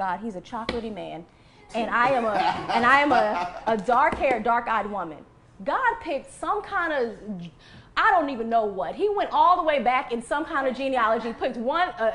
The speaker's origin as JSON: {"language": "English", "region": "Texas", "country": "United States", "said": "I'm from Texas"}